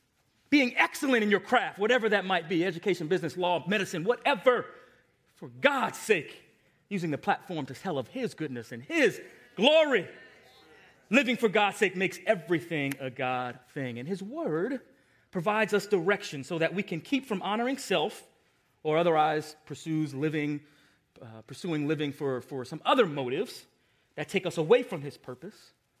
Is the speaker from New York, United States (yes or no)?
yes; Long Island, New York, United States; I want to go back to Long Island. I lost my accent. I don't even sound like I'm from New York anymore. Let me go get a taste of where I grew up.